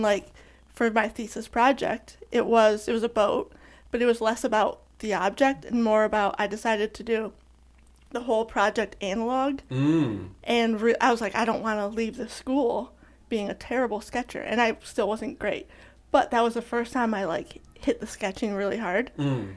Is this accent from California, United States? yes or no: no; Michigan, United States; now in Knoxville, United States; born and raised in Michigan